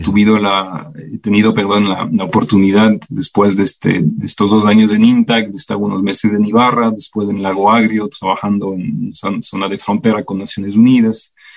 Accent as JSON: {"language": "Spanish", "country": "Belgium", "tie": "born or raised there", "second_language": "Spanish", "moved": "as an adult", "lives_now": "Ecuador", "said": "yo nací en el 81 en Bélgica. Ah, pasé toda mi niñez y juventud allá hasta graduarme de la universidad"}